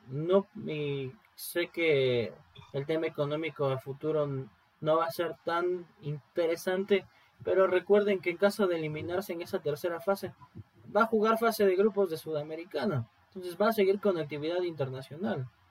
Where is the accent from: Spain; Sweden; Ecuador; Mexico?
Ecuador; como ecuatoriano